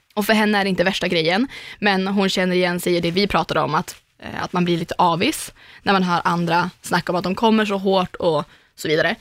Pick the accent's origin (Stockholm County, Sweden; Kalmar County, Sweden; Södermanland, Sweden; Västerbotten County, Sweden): Västerbotten County, Sweden; Umeå; moved away; jag har ju en kompis hemma i Umeå som heter Susanna och vi har ju känt varandra hela livet